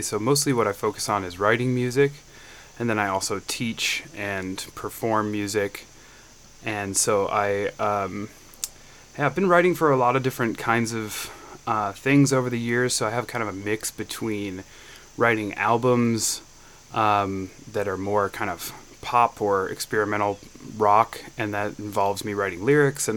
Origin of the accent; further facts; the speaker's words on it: Byron, Illinois, United States; I'm from Byron, Illinois